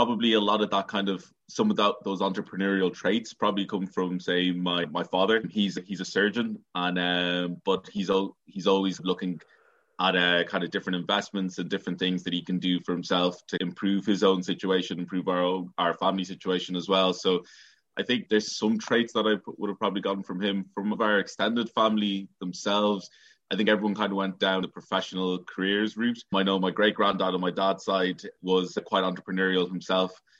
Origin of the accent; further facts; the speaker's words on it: Dublin, Leinster, Ireland; also born or lived in Nigeria / Rathfarnham, Dublin; I grew up in Blanchardstown and Clonsilla.